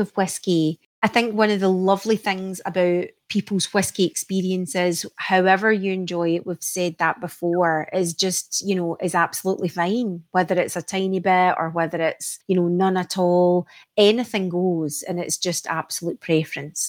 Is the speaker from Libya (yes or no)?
no; Isle of Mull, Scotland, United Kingdom; I've been growing up on the Isle of Mull at one point where we lived, the water came straight off the hill